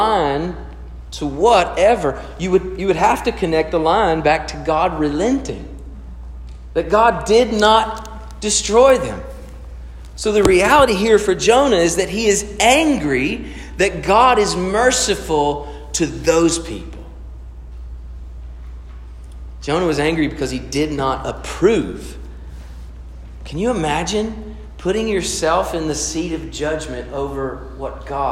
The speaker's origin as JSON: {"language": "English", "country": "United States"}